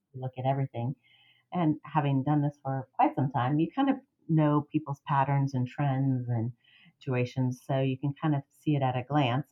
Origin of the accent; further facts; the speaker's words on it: Miami, Florida, United States; moved away as an adult; now in Gainesville, United States; I am from South Florida and uh, Miami, and I am a transplant like many other uh, fellow Gainesvillians